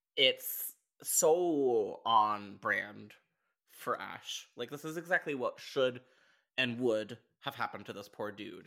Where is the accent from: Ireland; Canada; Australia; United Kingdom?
Canada; I'm Canadian.